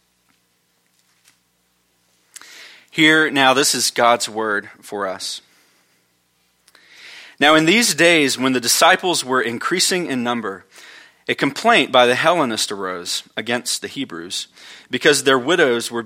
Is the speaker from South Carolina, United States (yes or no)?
yes; Orangeburg, South Carolina, United States; Orangeburg's my hometown. Where I grew up